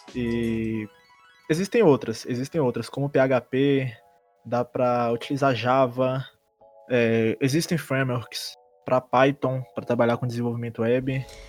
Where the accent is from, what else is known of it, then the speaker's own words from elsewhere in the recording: Diamantina, Minas Gerais, Brazil; sou de Diamantina, não sou da cidade de Ouro Preto.